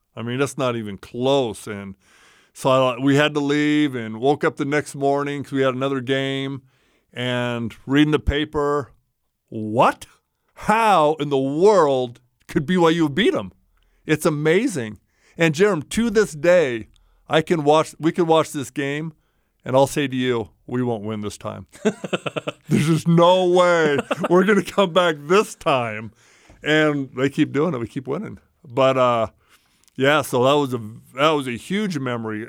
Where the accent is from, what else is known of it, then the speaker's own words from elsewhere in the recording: Roseville, California, United States; moved away as an adult; I actually loved growing up in Roseville